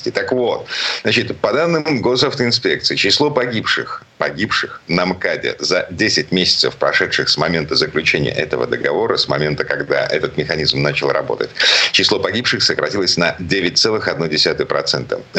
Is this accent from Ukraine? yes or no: no; Saint Petersburg, Russia; из Петербурга